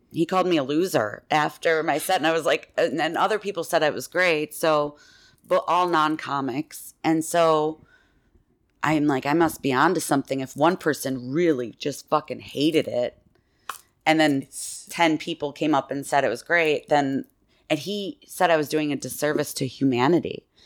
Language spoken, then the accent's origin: English; Villa Park, Illinois, United States; I'm from here. I'm from just outside Chicago, and in Villa Park, Illinois